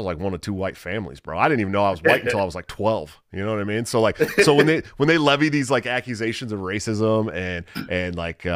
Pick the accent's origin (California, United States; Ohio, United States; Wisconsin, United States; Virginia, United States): California, United States; Oakland; I'm from the Oakland, San Francisco Bay Area